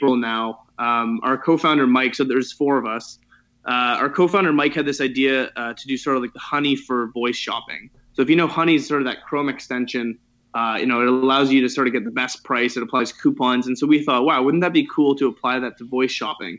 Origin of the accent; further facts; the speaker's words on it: Toronto, Ontario, Canada; I was born and raised in Toronto